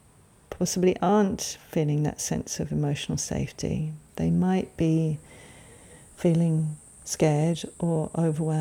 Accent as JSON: {"language": "English", "region": "England", "country": "United Kingdom", "tie": "born or raised there", "said": "I grew up in England, you probably can tell from my accent, and back in the day, I was a child in the 70s."}